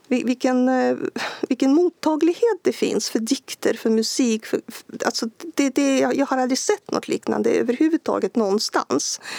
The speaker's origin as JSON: {"language": "Swedish", "country": "Belarus", "second_language": "Swedish", "said": "Belarusier har haft svag, eh, svagtynande bild av sig själva som nation. Man har ansett att ja, men vi är väl som ryssar ungefär och språken är så lika."}